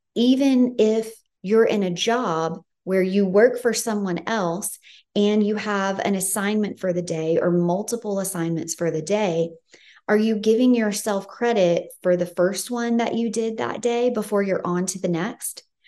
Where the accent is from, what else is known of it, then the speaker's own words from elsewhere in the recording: Tennessee, United States; now in California, United States; I'm from Tennessee, and so I'm no stranger to weather and seasons